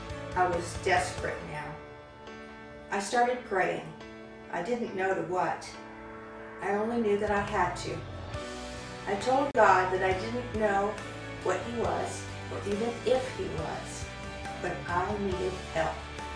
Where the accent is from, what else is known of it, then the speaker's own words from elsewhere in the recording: Alabama, United States; born there; I was born in Alabama a few years ago. I came home from the hospital in my grandfather's Birmingham police cruiser.